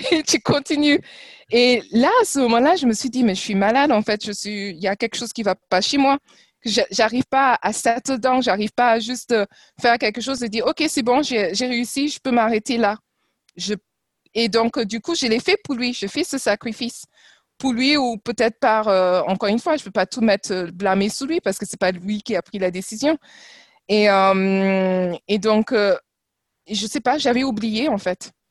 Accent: France; born there; Alors, euh, je vais vous surprendre, mais euh, en fait, je suis née ici. je suis

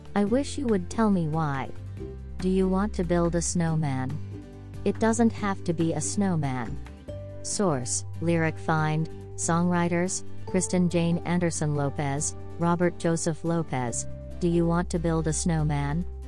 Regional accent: Thailand; now in United States; My home country is Thailand

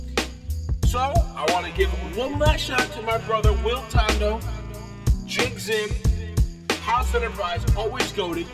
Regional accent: Rhode Island, United States; we're from Rhode Island

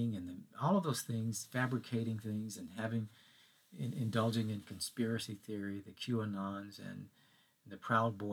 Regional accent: Mississippi, United States; growing up in Mississippi

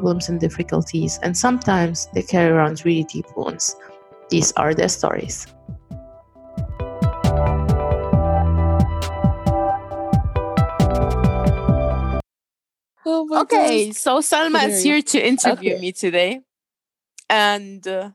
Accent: Germany; accent: German; first language German; English is a second language; I was born and raised in Germany.

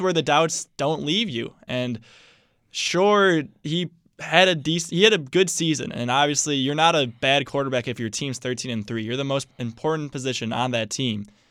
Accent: Chicago, Illinois, United States; I'm from Chicago

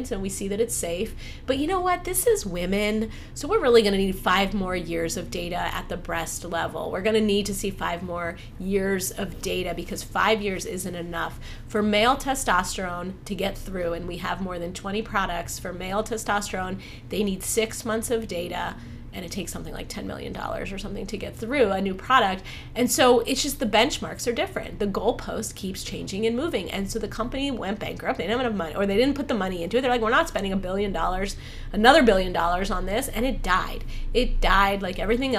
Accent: Ohio, United States; I was born in Ohio

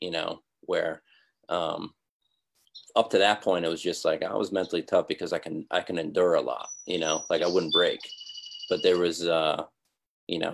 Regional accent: Scranton, Pennsylvania, United States; now in Pittsburgh, United States; I'm not from Pittsburgh, so I went to school here and stuff, but I'm from Scranton

